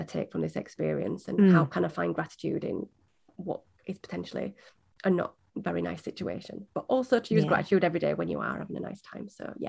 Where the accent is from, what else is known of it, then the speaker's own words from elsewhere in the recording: Yorkshire and the Humber, United Kingdom; I'm from Yorkshire in the UK.